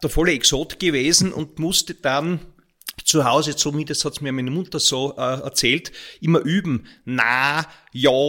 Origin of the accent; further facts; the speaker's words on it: Graz, Styria, Austria; also born or lived in Ulm, Germany; Ich bin ja in Graz geboren, meine Eltern sind beide Grazer. Äh, und nachdem mein Vater in, in Wien und in Essen studiert hat, ist mein Vater sofort nach Ulm an der Donau engagiert worden und ich bin in Graz geboren